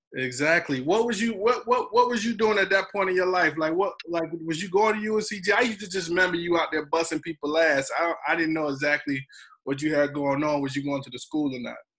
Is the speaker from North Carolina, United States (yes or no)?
yes; Wagram, North Carolina, United States; I'm from Wagram